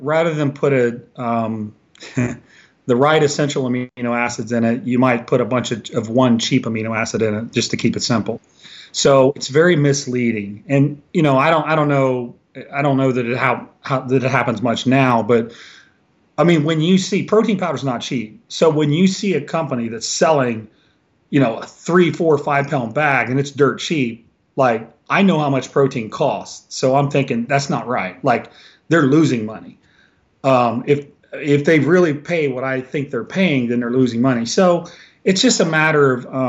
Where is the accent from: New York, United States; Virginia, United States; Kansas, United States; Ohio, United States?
Ohio, United States; Washington Court House; now in Columbus, United States; I'm from a little small town called Washington Courthouse, which is about 60 minutes south of here